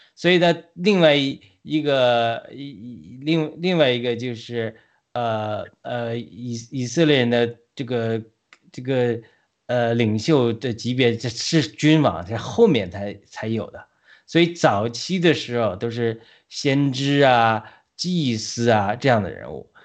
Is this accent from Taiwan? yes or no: no; China; moved away as an adult; now in United States; 我们在国内 呃，读书出来的